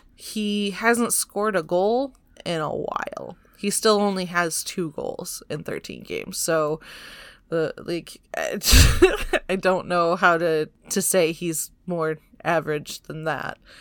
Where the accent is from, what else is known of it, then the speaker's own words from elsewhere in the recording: Michigan, United States; now in California, United States; I'm, I'm from Michigan